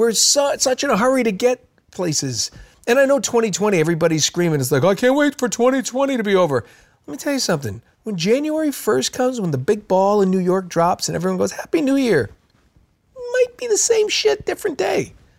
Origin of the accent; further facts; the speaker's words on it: Ukraine; I'm from Ukraine and I like to take care of American type celebrations.